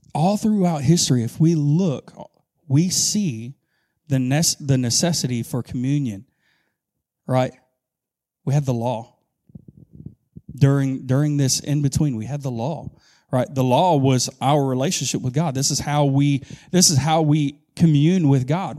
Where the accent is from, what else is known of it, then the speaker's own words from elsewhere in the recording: Augusta, Georgia, United States; moved away as an adult; now in Camden County, United States; I'm from Augusta, Georgia